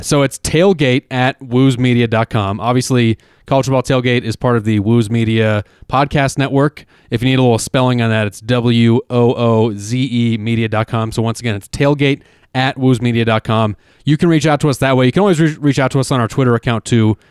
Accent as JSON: {"language": "English", "town": "Denver", "region": "Colorado", "country": "United States", "said": "We're from Denver"}